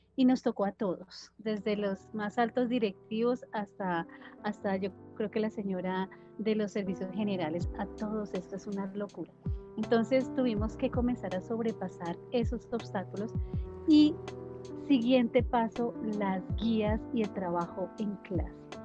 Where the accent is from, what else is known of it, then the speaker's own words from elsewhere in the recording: Tolima, Colombia; En mi casa, mis padres, nosotros somos del Tolima, y la gente del Tolima habla duro, habla fuerte.